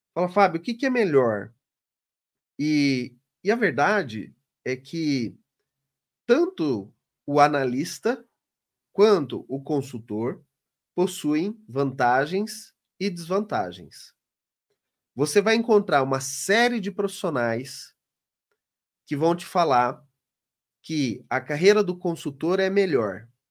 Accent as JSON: {"language": "Portuguese", "town": "Londrina", "region": "Paraná", "country": "Brazil", "said": "lá na minha cidade, no Paraná, em Londrina."}